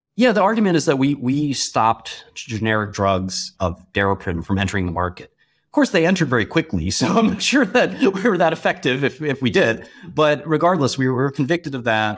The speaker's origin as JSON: {"language": "English", "town": "New York City", "region": "New York", "country": "United States", "tie": "born or raised there"}